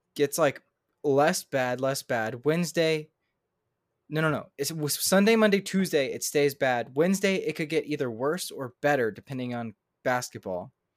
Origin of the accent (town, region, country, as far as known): Houston, Texas, United States; moved away